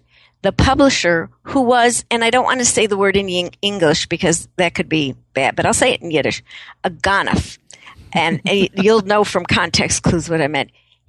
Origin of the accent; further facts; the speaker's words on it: Chicago, Illinois, United States; I grew up in Chicago, so we have a very different concept of the politics of savvy.